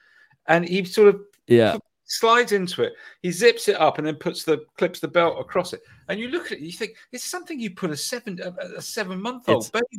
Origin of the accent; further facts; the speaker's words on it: England, United Kingdom; I'm from England.